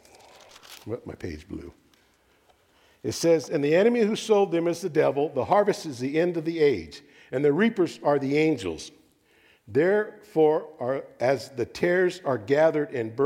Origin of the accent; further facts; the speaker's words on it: Texas, United States; I'm a Texan